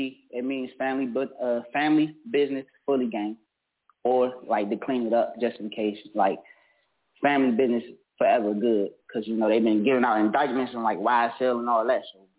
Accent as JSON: {"language": "English", "town": "Washington", "region": "District of Columbia", "country": "United States", "said": "I'm from Washington, D.C., South Side, you know. The trenches."}